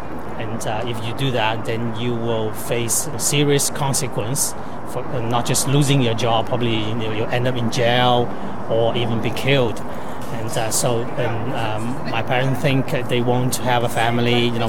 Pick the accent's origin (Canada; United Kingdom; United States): Canada; As a Canadian, then we have the freedoms to speak about our own mind